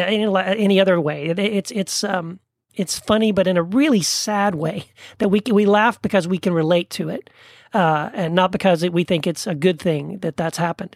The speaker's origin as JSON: {"language": "English", "town": "El Paso", "region": "Texas", "country": "United States", "tie": "born or raised there", "also_born_or_lived": "Tennessee", "moved": "as an adult", "lives_now": "Orange County, California, United States", "said": "I was born in Tennessee, grew up in El Paso, Texas, where I met my wife, Wendy, and then we moved to Orange County, California"}